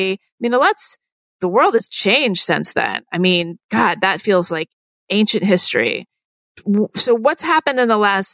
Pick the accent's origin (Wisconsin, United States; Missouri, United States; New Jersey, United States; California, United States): New Jersey, United States; We're from New Jersey and we're of a certain age